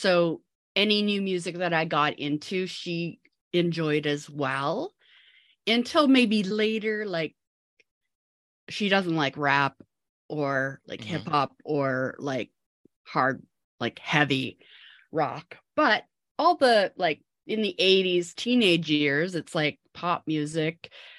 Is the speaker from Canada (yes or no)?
yes; New Westminster, British Columbia, Canada; I grew up in New Westminster, BC. It's just outside of Vancouver in Canada.